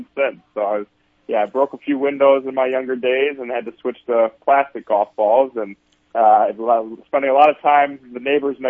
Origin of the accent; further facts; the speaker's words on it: Jackson, Michigan, United States; also born or lived in Texas; now in Sioux Falls, United States; grew up in Michigan, in Jackson, Michigan.